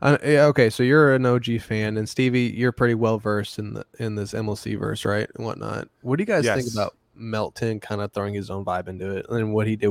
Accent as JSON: {"language": "English", "town": "St. Louis", "region": "Missouri", "country": "United States", "tie": "born or raised there", "said": "I'm born in St. Louis, man."}